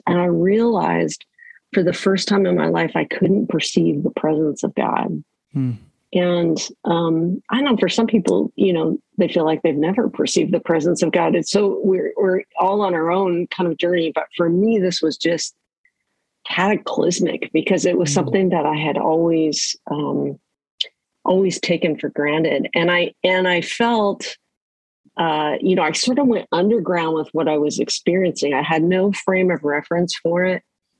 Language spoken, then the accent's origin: English; Canada; now in Vancouver, Canada; Well, yes, I live in Vancouver, British Columbia, Canada. Grew up in various parts of Canada, the oldest of three kids.